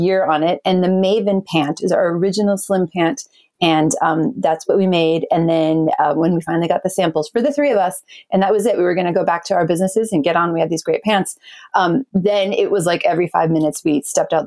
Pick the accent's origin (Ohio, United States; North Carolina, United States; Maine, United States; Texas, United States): Maine, United States; New England; now in Portland, United States; I grew up in New England, in Maine